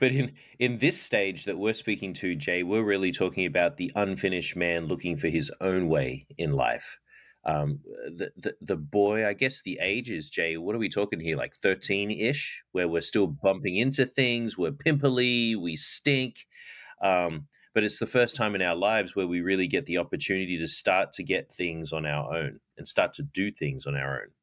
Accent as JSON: {"language": "English", "country": "Australia", "tie": "born or raised there", "moved": "yes", "lives_now": "United States", "said": "I didn't have cowboys growing up in Australia"}